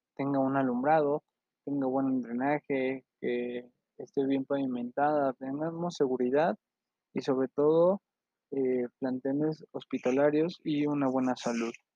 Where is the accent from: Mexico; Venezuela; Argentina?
Mexico; tenemos obligaciones como mexicano